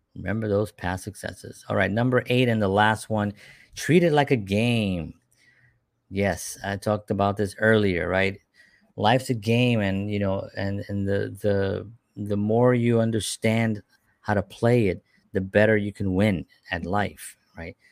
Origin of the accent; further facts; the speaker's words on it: New York City, New York, United States; born and raised in the South Bronx during the fires of the seventies